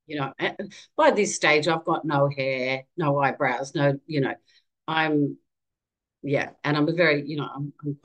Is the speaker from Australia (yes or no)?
yes; Australia; I'm a mother, and I'm from Australia